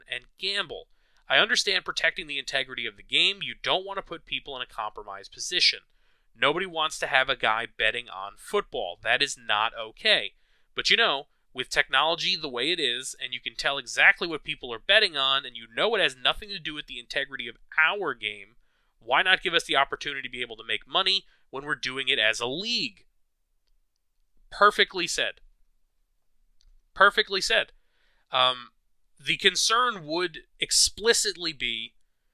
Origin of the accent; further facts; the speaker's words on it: New York, United States; as a New Yorker